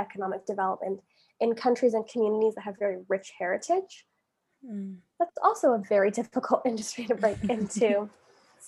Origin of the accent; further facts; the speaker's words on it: Calgary, Alberta, Canada; accent: generic North American; moved away as an adult; now in London, United Kingdom; I'm from Canada, from a city, Calgary, Alberta. We're Western Canada